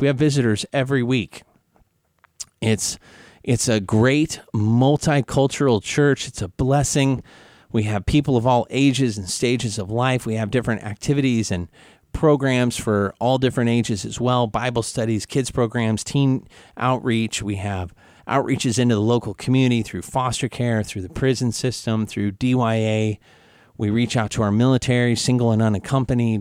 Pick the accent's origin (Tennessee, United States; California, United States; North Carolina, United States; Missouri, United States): Missouri, United States; Kansas City; moved away; I'm from Kansas City, right on the border of Missouri, Kansas